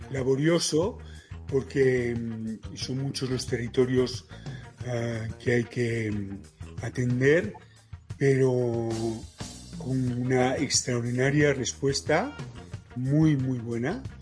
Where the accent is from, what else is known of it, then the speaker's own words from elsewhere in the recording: Panama; born there; De hecho, yo nací en Panamá, pero la intención era que yo naciese